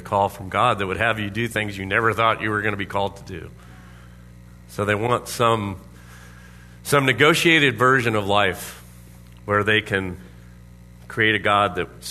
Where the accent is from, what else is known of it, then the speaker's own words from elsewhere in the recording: Orlando, Florida, United States; now in Anchorage, United States; Everyone had pools. Has pools in Orlando, Florida